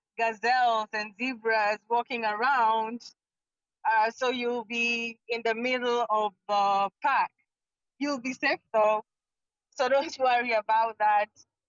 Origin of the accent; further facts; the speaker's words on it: Kenya; also born or lived in United States; now in Kisumu, Kenya; as a Kenyan, my first time in the US